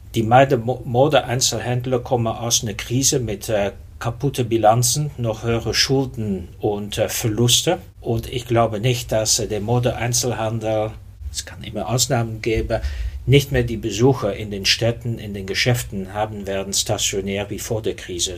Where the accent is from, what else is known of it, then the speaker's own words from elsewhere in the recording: Belgium; German is a second language; moved away as an adult; also born or lived in Netherlands; now in Germany; ich bin äh, Niederländer, in Belgien groß geworden. Seit 97 lebe ich in Deutschland